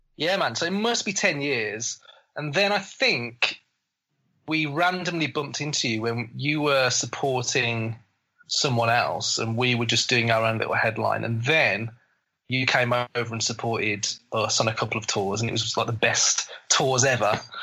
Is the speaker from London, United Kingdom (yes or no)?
no; Black Country, West Midlands, United Kingdom; accent: Black Country; I've got an English accent, but my accent is, is it's not Queen's English. It's it's the middle of England, which is uh, kind of a it's more it's called black country accent. Mine is, um, but people call me a Brummie